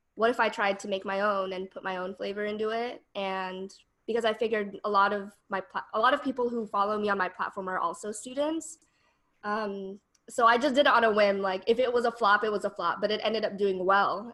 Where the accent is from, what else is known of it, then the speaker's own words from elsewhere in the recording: Denver, Colorado, United States; moved away as an adult; now in San Francisco Bay Area, United States; I'm originally from Denver, Colorado, and I moved to the Bay as a transfer student.